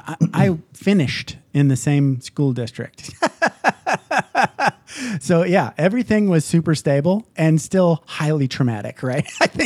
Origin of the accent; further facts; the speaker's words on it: Upper Peninsula, Michigan, United States; I grew up in Upper Peninsula, Michigan. So very small town